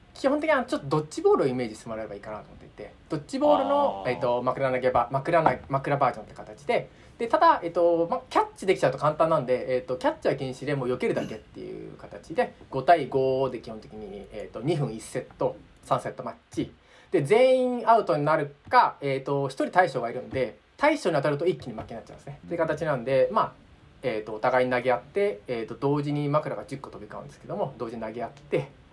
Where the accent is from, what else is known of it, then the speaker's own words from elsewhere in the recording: Tokyo, Japan; 僕東京生まれ東京育ち